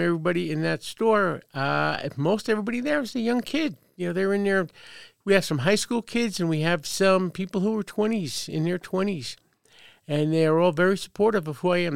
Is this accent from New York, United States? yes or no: yes; Brooklyn, New York, United States; now in Carson City, United States; born and raised in Brooklyn, New York. So if you detect a slight accent, that's where it's from.